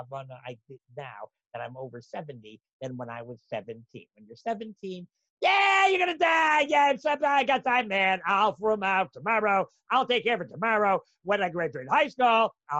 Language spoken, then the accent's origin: English; Canada; I'm Canadian